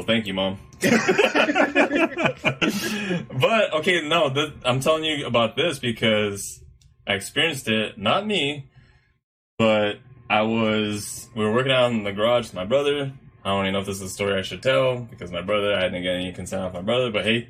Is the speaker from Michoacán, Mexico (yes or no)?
no; Guadalajara, Jalisco, Mexico; It's because growing up in Guadalajara, there's a bunch of Mexican friends.